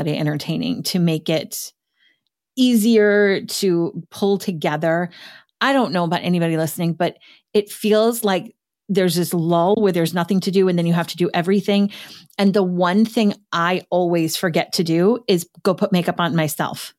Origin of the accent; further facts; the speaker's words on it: Midwest, United States; as a Midwesterner